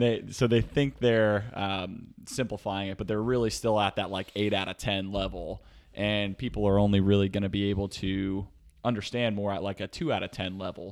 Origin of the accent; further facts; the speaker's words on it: Reading, Pennsylvania, United States; also born or lived in Texas; now in San Diego, United States; I grew up in a small town outside of a smaller town in Pennsylvania. So, uh, Redding, Pennsylvania